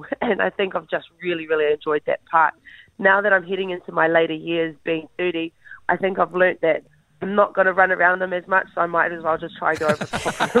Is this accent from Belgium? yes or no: no; Te Tai Tokerau, Northland, New Zealand; I'm from Ngapuhi, I'm from Te Pai Tokerau